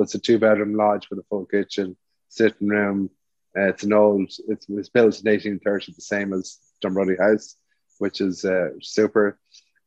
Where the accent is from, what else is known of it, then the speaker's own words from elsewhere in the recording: Ireland; we're Irish